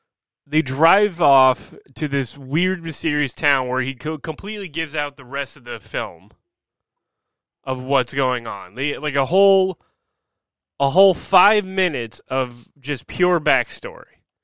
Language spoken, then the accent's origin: English; New Jersey, United States; I grew up in New Jersey.